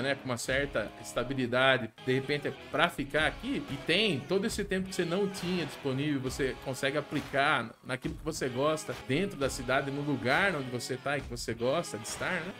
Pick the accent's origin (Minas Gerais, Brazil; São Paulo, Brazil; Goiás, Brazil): São Paulo, Brazil; Angatuba; moved away as an adult; also born or lived in Francisco Morato; Saí de Angatuba e fui me aventurar para me fazer